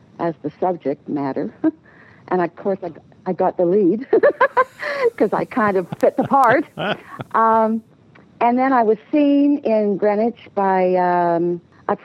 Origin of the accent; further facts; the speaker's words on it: Canada; I was born in Canada